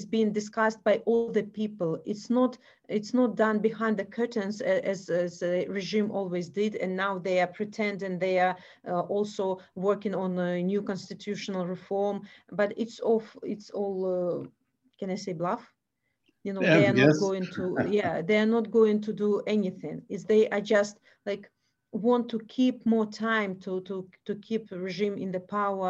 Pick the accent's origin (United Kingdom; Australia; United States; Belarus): Belarus; we in Belarus